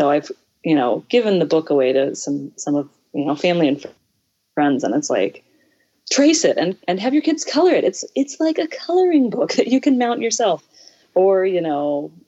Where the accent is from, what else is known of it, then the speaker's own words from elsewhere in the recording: Deep South, United States; I grew up in the Deep South and everything is monogrammed.